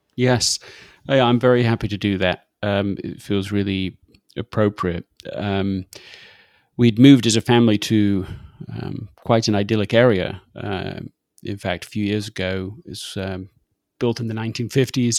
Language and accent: English; England, United Kingdom; accent: English; moved away as an adult; now in United States; my English accent